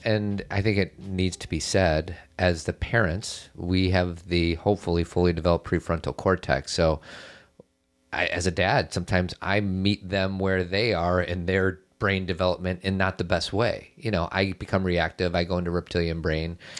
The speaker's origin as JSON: {"language": "English", "town": "Chicago", "region": "Illinois", "country": "United States", "tie": "born or raised there", "lives_now": "Elmhurst, United States", "said": "grew up in Chicago in a nice part of Chicago, not like downtown crazy Chicago. And I now live in Elmhurst."}